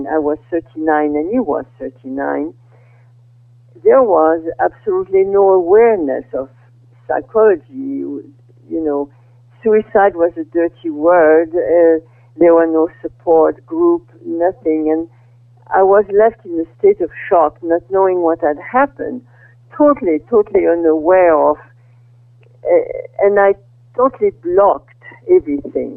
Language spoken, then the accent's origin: English; Brittany, France; moved away as an adult; also born or lived in Paris, France / Iowa, United States; now in California, United States; I was born in France in 1930. And I grew up in Brittany during the World War II.